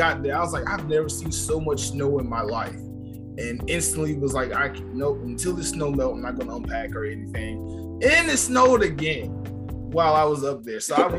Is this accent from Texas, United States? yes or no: no; Atlanta, Georgia, United States; also born or lived in Washington, D.C.; I'm a homeboy, and I'm born and raised in Atlanta